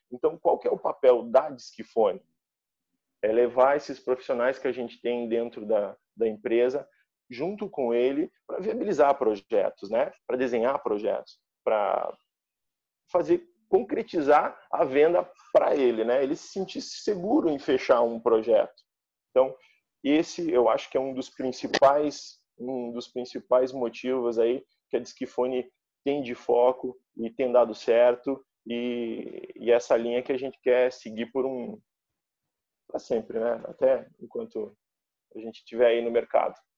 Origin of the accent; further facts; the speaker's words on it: Chapecó, Santa Catarina, Brazil; now in Joinville, Brazil; eu sou natural lá de Chapecó, né, oeste do estado